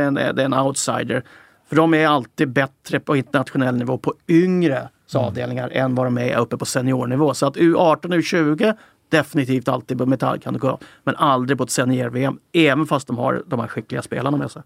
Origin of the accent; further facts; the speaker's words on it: Sweden; nu är jag ju svensk